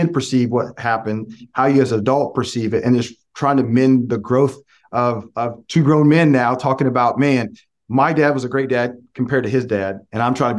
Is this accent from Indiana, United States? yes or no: yes; Lafayette, Indiana, United States; back in the late 80s and 90s, when I was in Lafayette, I graduated from McCutcheon High School